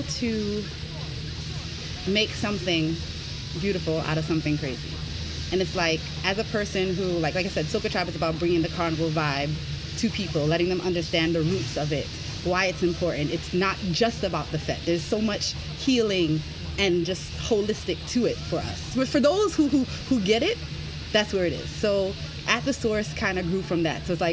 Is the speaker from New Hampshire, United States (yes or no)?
no; New York City, New York, United States; moved away as an adult; now in Washington, D.C., United States; I was actually born and raised in Brooklyn to two Trinidadian parents